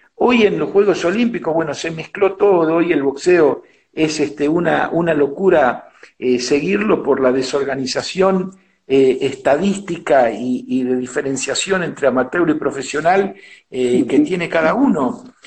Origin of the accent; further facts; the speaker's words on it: Argentina; also born or lived in New York; mi raíz estaba acá